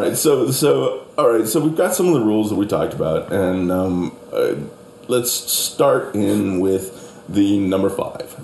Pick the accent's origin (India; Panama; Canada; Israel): Canada; moved away as an adult; now in United States; I'm Canadian